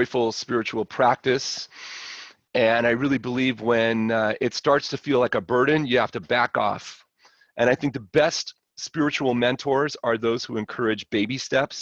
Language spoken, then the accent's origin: English; Los Angeles, California, United States; I grew up in LA in Brentwood, went to Palisades High